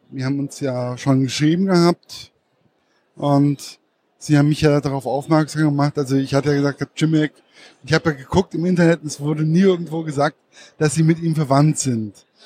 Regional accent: Giessen, Hesse, Germany; ich komme aus Gießen, dann kennt man den Frankfurter Zoo sowieso.

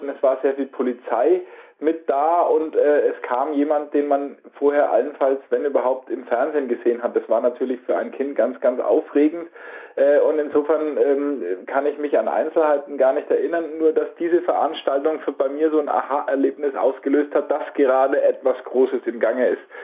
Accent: Nuremberg, Bavaria, Germany; aber bei uns in Nürnberg gab es nur den BR und ansonsten ARD und ZDF

